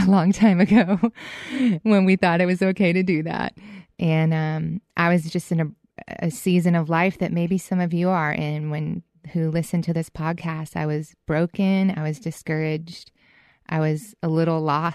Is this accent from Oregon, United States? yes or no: no; Boston, Massachusetts, United States; Growing up in Boston